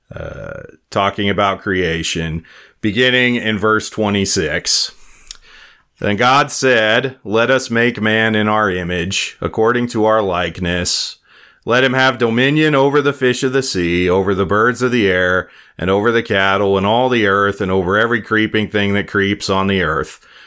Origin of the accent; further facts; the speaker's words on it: Wyoming, United States; now in South Dakota, United States; my home state of Wyoming